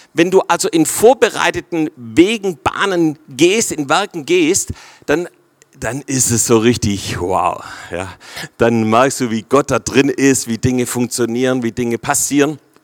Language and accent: German; Swabia, Baden-Württemberg, Germany; für uns Schwaber